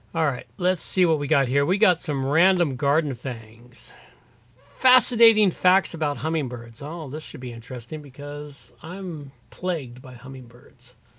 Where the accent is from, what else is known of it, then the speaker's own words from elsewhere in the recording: United States; being an American